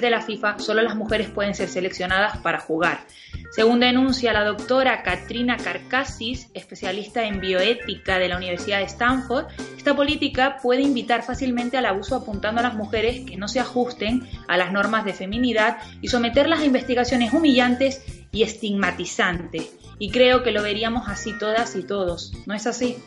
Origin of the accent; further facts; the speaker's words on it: Spain; nosotras y nosotros como españoles